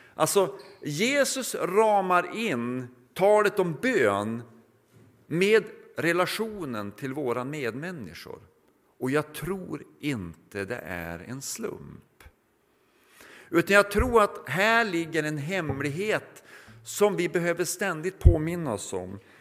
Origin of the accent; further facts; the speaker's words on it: Norrland, Sweden; now in Mariannelund, Sweden